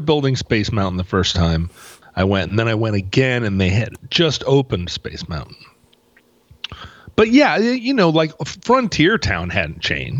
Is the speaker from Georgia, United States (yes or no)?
no; New Orleans, Louisiana, United States; I'm from New Orleans.